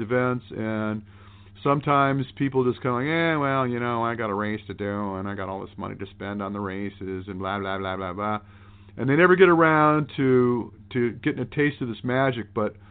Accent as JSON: {"language": "English", "region": "Michigan", "country": "United States", "tie": "born or raised there", "also_born_or_lived": "Maui, Hawaii", "moved": "as an adult", "said": "all my life growing up in Michigan, the winters got really harsh."}